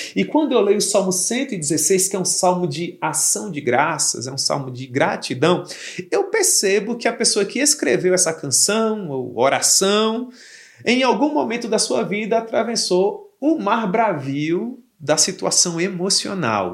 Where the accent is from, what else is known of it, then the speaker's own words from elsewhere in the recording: Campina Grande, Paraíba, Brazil; Eu sou de Campina Grande